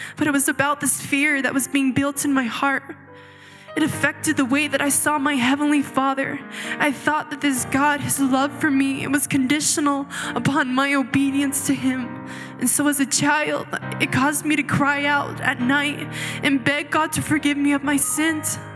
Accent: Chihuahua, Mexico; moved away; I was actually born and raised in Chihuahua, Mexico, in a small polygamous community of fundamental Mormons

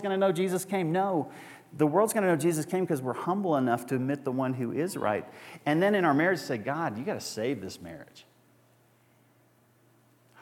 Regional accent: Arlington, Texas, United States; moved away as an adult; now in Evergreen, United States; I come from Arlington, Texas.

